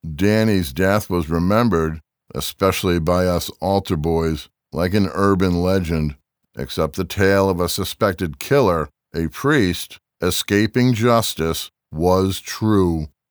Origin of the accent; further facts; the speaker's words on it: Springfield, Massachusetts, United States; Springfield, Massachusetts, the city where I was born and raised